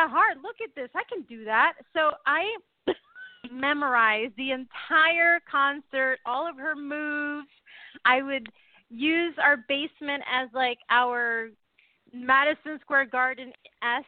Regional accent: Puerto Rico; also born or lived in New Jersey; I was born in New Jersey, but I grew up in a little island called Puerto Rico

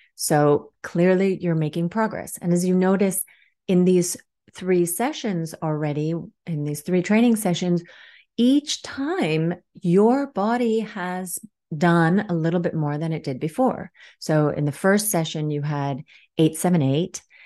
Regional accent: Washington, District of Columbia, United States; also born or lived in Helsinki area, Finland / Dartmouth College, New Hampshire; now in Helsinki, Finland; I grew up in Washington, D C, but live here in Helsinki area in Finland right now.

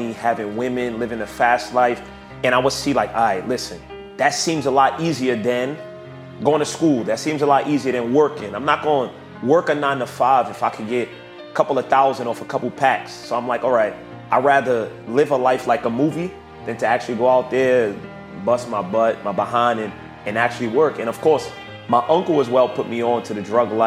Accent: New York City, New York, United States; I'm from the hood, bitch. I'm from the Bronx

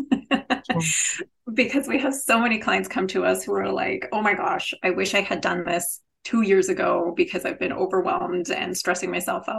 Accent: Canada; I am Canadian, so maybe that's just the Canadian in me

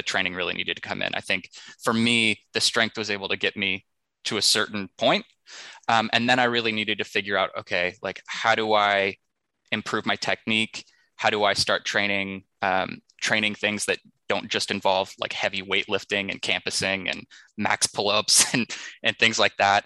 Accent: Texas, United States; growing up in Texas

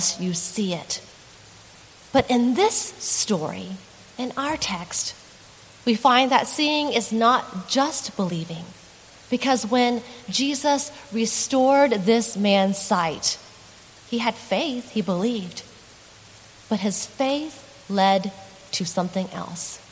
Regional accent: Texas, United States; moved away; in a small church in Texas, in my home state

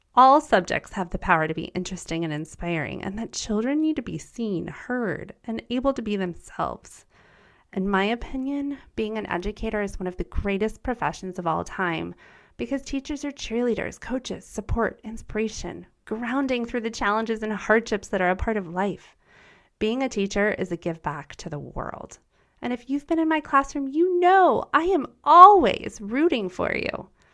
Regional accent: United States; first language German; English is a second language; My first language was German. I was born in America, and I experienced growing up with two cultures

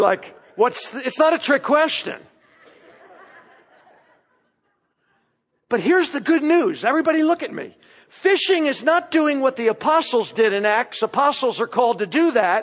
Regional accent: Florida, United States; now in Knoxville, United States; what I grew up with in Florida

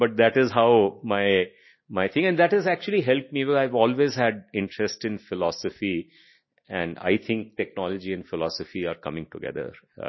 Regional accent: Delhi, India; So my childhood was in Delhi. I grew up in a colony called Arkepuram. I went to school, DPS Arkepuram

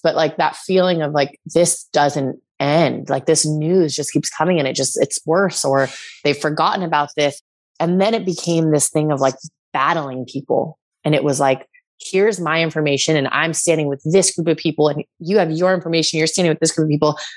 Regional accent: California, United States; moved away as an adult; also born or lived in New York; I'm back in my hometown

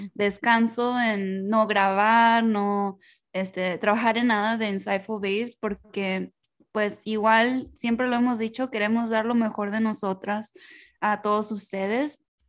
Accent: United States; first language Spanish; somos latinas, crecimos en Estados Unidos, y aunque nuestro primer lenguaje fue español

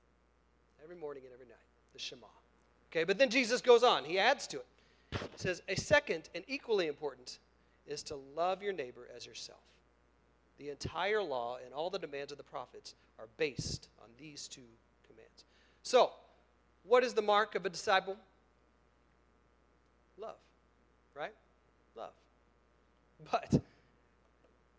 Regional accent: Oklahoma, United States; I'm from Oklahoma.

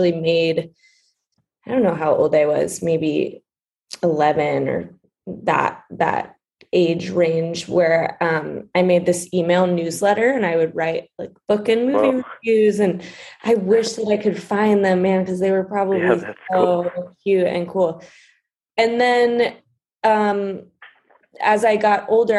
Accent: New York City, New York, United States; I'm from New York City. I grew up in Brooklyn

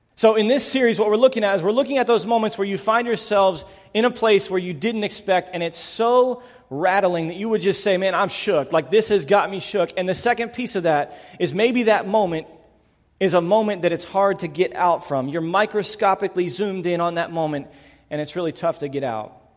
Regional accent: Northwest Pennsylvania, United States; I grew up in Northwest Pennsylvania

